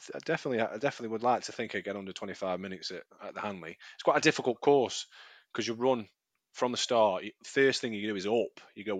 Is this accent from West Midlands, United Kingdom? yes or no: yes; Leek, West Midlands, United Kingdom; now in Stoke-on-Trent, United Kingdom; I do live in Stoke-on-Trent, but I'm not originally from Stoke-on-Trent. I'm originally from a little town outside of Stoke-on-Trent in Staffordshire. So Leek.